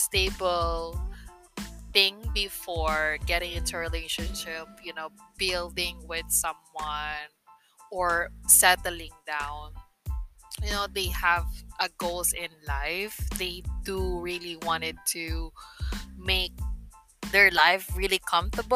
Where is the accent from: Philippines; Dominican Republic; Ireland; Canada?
Philippines; English is a second language; I am a Filipina, or I can say a Filipino that lives in the Philippines for almost 26 years. Yeah, I never, you know, left the country